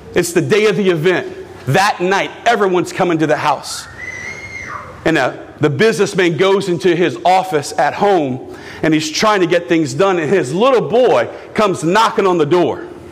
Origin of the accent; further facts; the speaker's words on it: United States; I love being an American